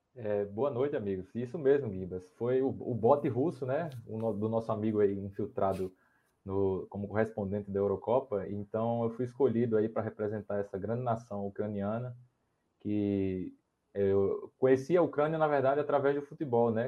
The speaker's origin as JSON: {"language": "Portuguese", "country": "Brazil", "said": "como brasileiro"}